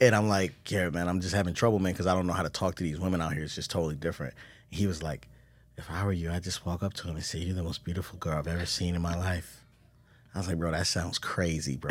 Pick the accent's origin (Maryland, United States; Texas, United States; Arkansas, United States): Maryland, United States; Baltimore; moved away; I'm coming from Baltimore.